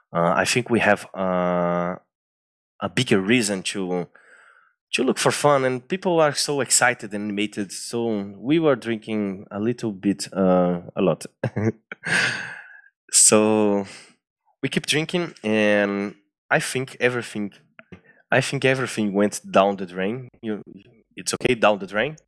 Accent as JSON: {"language": "English", "country": "Brazil", "second_language": "English", "said": "I'm from Brazil"}